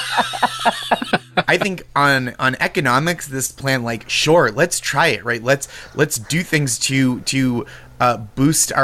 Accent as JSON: {"language": "English", "country": "United States", "said": "as an American"}